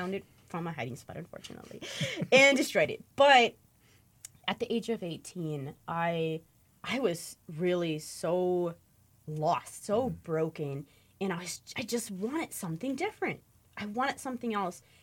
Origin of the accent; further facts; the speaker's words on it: Michigan, United States; I grew up in the Amish in an Amish community in Michigan